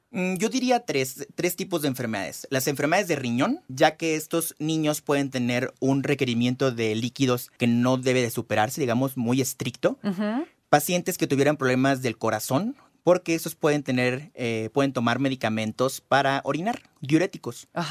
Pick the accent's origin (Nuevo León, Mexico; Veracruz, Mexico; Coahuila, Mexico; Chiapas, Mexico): Veracruz, Mexico; yo soy de Veracruz y allá tenemos una humedad aproximada, aproximada del 70%